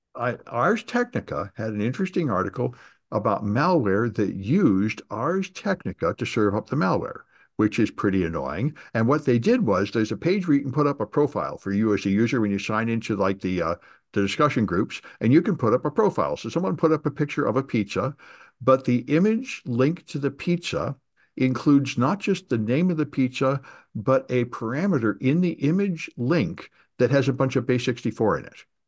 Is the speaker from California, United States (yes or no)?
yes; California, United States; I'm from California